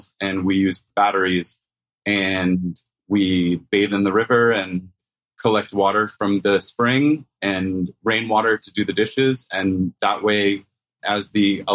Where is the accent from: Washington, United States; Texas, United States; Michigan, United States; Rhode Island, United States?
Rhode Island, United States; now in Puerto Rico; I grew up in Rhode Island